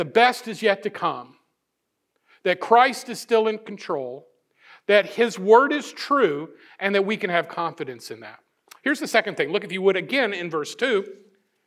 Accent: Missouri, United States; I'm from Missouri

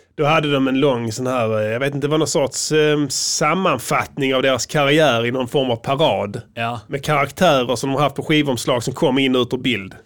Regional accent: Sweden; som vi svenskar

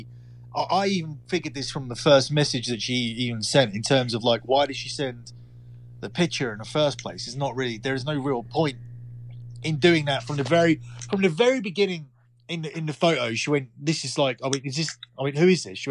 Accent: Essex, East of England, United Kingdom; from Essex

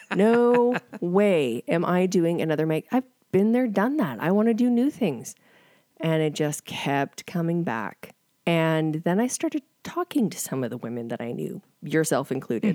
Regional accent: Calgary, Alberta, Canada; I am from Calgary, but I've spent the last ten years in a small town

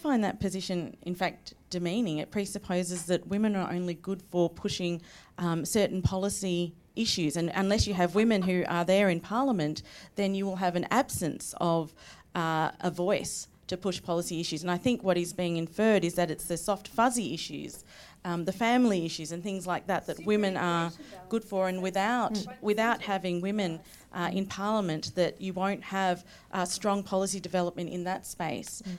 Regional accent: Victoria, Australia; I come from Victoria

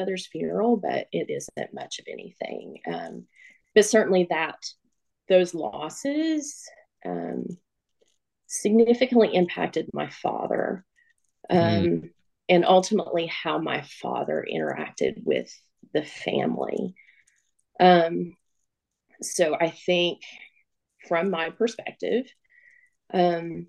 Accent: Northeast Tennessee, United States; I was born and raised here in Northeast Tennessee.

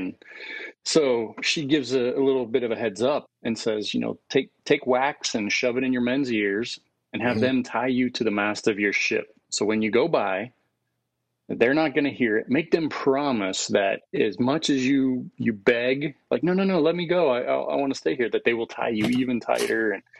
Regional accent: Tennessee, United States; also born or lived in Jackson, United States; I was born just outside of Jackson in, you know, all that black dirt cotton fields of West Tennessee. And then we moved over to East Tennessee up in the mountains, where I became, I guess, like a little hillbilly.

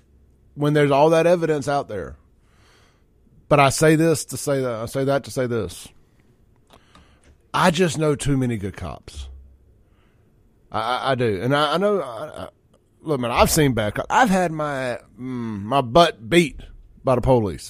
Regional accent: Jackson, Mississippi, United States; a Jacksonian

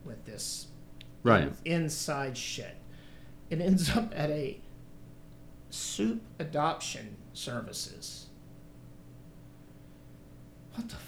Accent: New Orleans, Louisiana, United States; I'm New Orleans

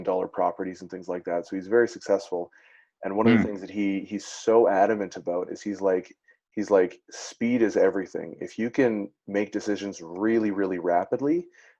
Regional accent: Netherlands; now in Canada; I was born in Netherlands

